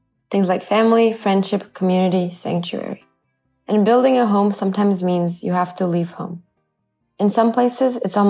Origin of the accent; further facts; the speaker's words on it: Norway; My parents both grew up in the Soviet Union, but I was born and raised in Norway.